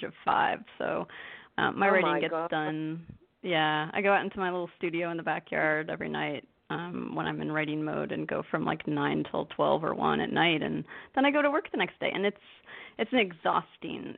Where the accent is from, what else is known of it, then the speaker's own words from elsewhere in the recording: Kalamazoo, Michigan, United States; moved away as an adult; also born or lived in Seattle area, Washington; now in Seattle, United States; I'm from Michigan